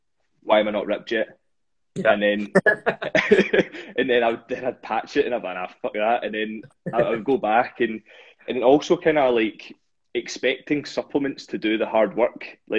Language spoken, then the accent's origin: English; Dunoon, Scotland, United Kingdom; I'm from a kind of small town called Dunoon